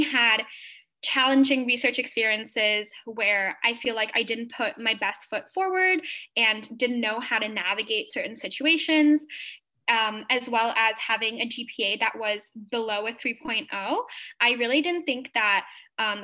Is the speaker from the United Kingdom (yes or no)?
no; Singapore; moved away as an adult; now in Atlanta, United States; I am a Singaporean Indian international student currently pursuing my master's in aerospace engineering at Georgia Tech in Atlanta, Georgia, in the United States